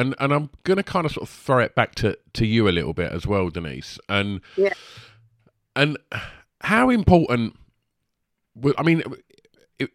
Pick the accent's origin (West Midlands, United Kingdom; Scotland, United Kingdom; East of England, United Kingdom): East of England, United Kingdom; Essex, near Romford; accent: Essex; I believe we grew up just up the road from each other. I'm not far from Romford